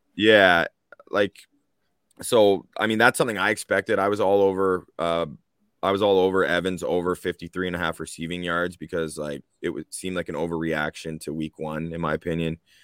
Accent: Canada; We are Canadian, all three of us.

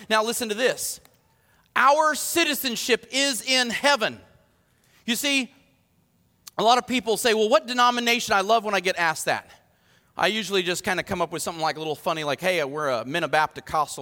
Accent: United States; I'm proud to be an American

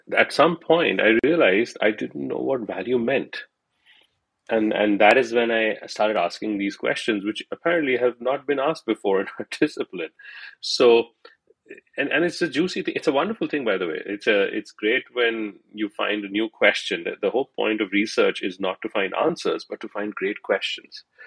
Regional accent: India; growing up in India

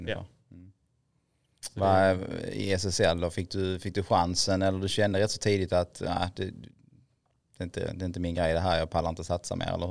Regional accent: Helsingborg, Skåne, Sweden; Född och uppvuxen på, i Helsingborg, på Dalhem. På Dalhem.

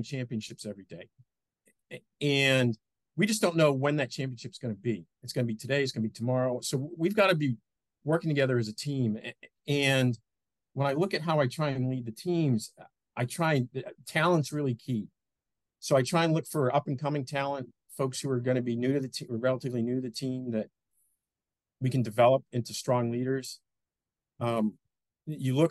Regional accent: Boston, Massachusetts, United States; moved away as an adult; also born or lived in New Orleans, United States; now in Austin, United States; I grew up just north of Boston. So born and bred in Boston

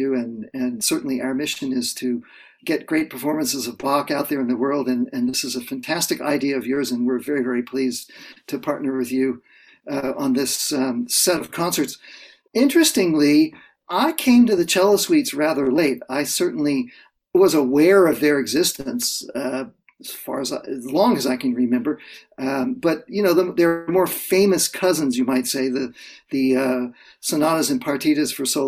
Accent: Central Florida, United States; now in Toronto, Canada; I grew up in Central Florida

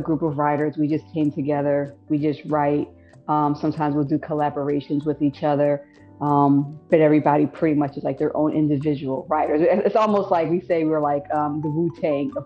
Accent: New Jersey, United States; moved away as an adult; now in Philadelphia, United States; I'm originally from Jersey, so I'm truly a Jersey girl, but been in Philadelphia for about over 20 years.

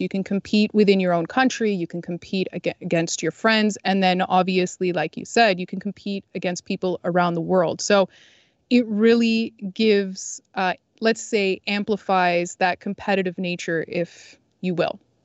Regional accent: Canada; I grew up in Canada. I live in Canada.

